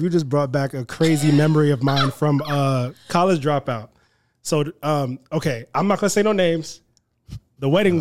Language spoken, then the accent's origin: English; New York City, New York, United States; I'm from Queens, New York.